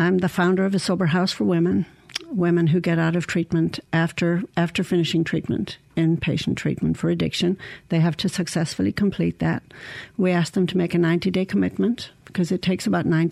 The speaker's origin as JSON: {"language": "English", "area": "County Clare", "region": "Munster", "country": "Ireland", "tie": "born or raised there", "also_born_or_lived": "Saudi Arabia / Dallas / Shreveport", "moved": "as an adult", "lives_now": "Mississippi, United States", "said": "I was born and raised in Ireland"}